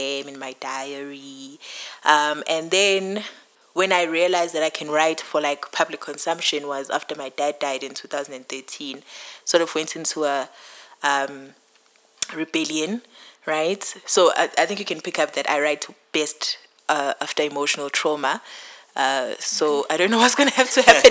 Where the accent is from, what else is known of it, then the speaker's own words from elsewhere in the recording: Pietermaritzburg, KwaZulu-Natal, South Africa; moved away; I am from Pietermaritzburg originally